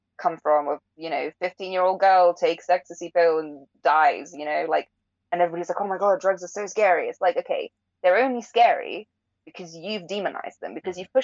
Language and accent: English; England, United Kingdom; I'm not British, right? I wasn't born here. Like, I grew up here